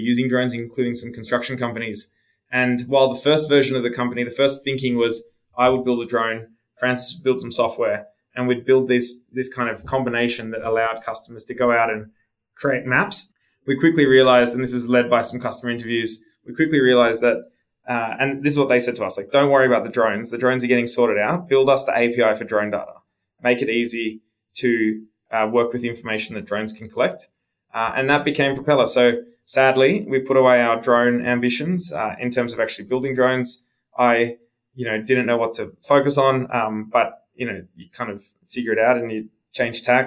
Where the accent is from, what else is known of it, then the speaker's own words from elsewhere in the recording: Sydney, New South Wales, Australia; moved away as an adult; now in Denver, United States; I'm Australian. I'm sitting here in Denver now in our US office, but the company was born in Sydney, where I grew up.